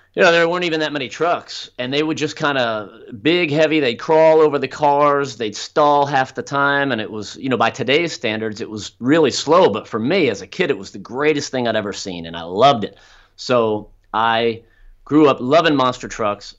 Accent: South Florida, United States; also born or lived in Orlando, Florida; I grew up down in South Florida, which is in the southeastern

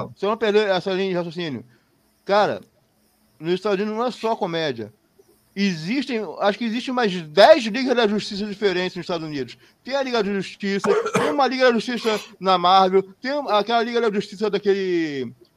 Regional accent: Brazil

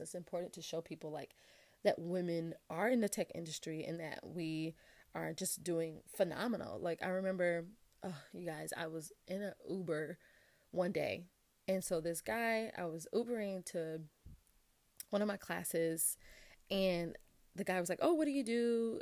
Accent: Atlanta, Georgia, United States; I'm from Atlanta, went to high school at Westlake High School.

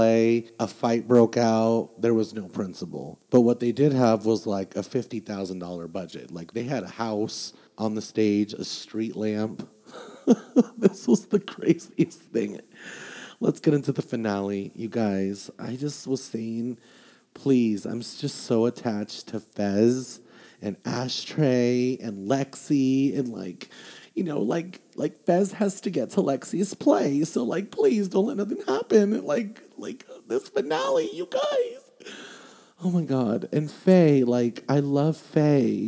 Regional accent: Las Vegas, Nevada, United States; I'm from Vegas

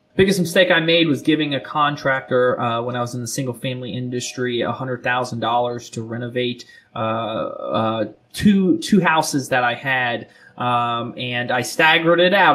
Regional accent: South Florida, United States; now in Charlotte, United States; I'm originally from South Florida

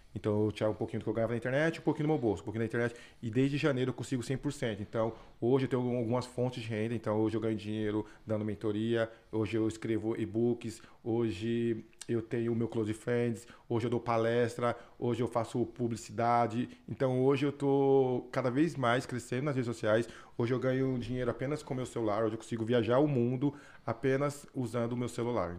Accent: Osasco, São Paulo, Brazil; born or raised there; moved away as an adult

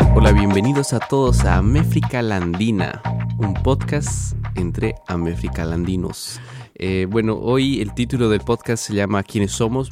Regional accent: Cochabamba, Bolivia; first language Portuguese; Spanish is a second language; moved away as an adult; also born or lived in Brazil; now in Columbus, United States; yo nací en Brasil, eh, pero desde muy temprana edad migré a Bolivia con mi familia

